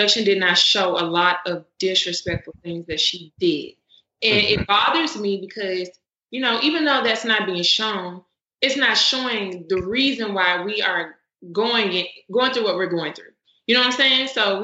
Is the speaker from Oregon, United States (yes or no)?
no; Memphis, Tennessee, United States; We're from Memphis, Tennessee